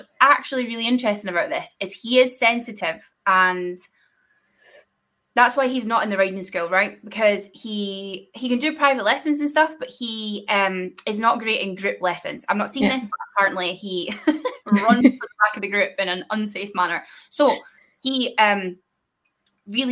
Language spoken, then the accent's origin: English; Scotland, United Kingdom; I'm from Scotland